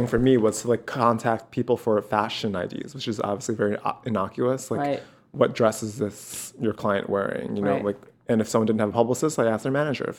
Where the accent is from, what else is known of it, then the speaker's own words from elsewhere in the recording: New York City, New York, United States; moved away as an adult; now in Los Angeles, United States; I was born and raised in Queens.